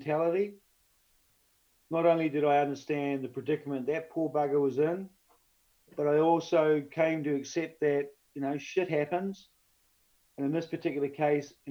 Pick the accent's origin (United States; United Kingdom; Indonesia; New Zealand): New Zealand; being a New Zealander